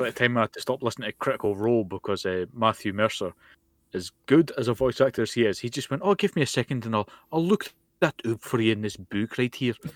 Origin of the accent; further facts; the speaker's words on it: Scotland, United Kingdom; I'm Scottish and I'm very, very, I'm proud to be from Scotland